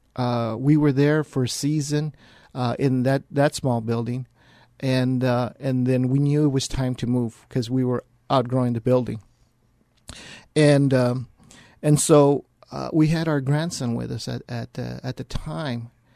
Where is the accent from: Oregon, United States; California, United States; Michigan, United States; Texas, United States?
Texas, United States; San Antonio; born and raised here in San Antonio. Uh, I was raised here on the west side of San Antonio